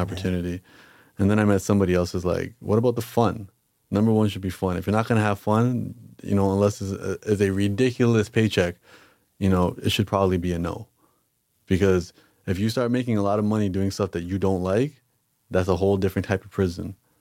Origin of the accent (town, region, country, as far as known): Canada